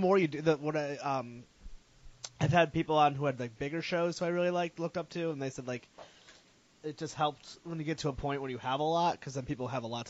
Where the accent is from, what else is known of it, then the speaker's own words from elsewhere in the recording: Connecticut, United States; moved away as an adult; now in Rhode Island, United States; I grew up in Connecticut, so then, I was in, maybe 4 years ago, I moved here